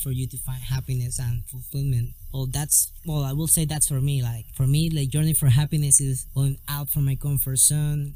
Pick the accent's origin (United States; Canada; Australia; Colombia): Colombia; Santa Marta, Magdalena; English is a second language; I'm from Santa Marta, Colombia